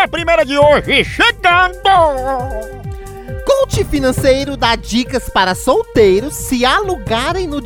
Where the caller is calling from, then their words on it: Arapiraca, Alagoas, Brazil; Somos aqui de Arapiraca, Lagoas